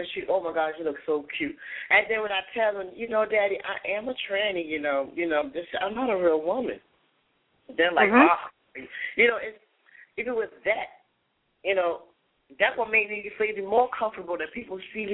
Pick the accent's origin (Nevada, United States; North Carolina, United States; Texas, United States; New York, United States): North Carolina, United States; I'm from North Carolina, I'm from the South